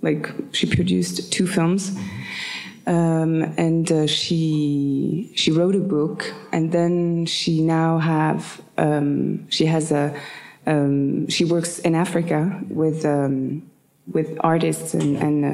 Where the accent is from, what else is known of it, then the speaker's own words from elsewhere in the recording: Paris, Île-de-France, France; English is a second language; I was born in Paris. I was born in the Quartier Latin